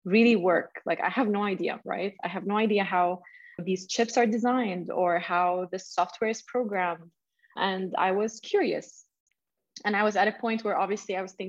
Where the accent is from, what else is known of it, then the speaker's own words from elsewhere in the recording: Saudi Arabia; I'm based in Saudi Arabia, and I grew up in Saudi, and I continued my university